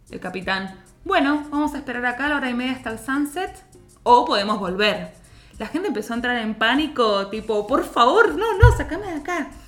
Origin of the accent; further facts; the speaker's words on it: Argentina; nosotros somos argentinas